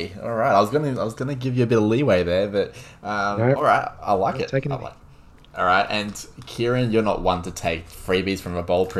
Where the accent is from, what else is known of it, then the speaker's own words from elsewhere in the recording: Queensland, Australia; And as a Queenslander